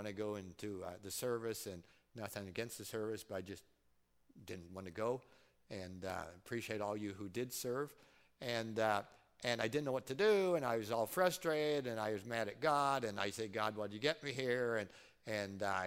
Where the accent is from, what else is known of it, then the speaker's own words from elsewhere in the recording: Fort Recovery, Ohio, United States; I grew up in Fort Recovery, and, you know, there's a fort there, and there's a monument, and right there in that circle is the house I grew up until seventh grade